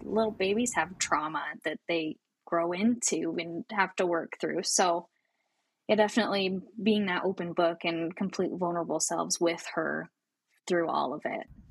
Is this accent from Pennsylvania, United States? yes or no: no; Coeur d'Alene, Idaho, United States; Born and raised in North Idaho, a tiny little town called Coeur d'Alene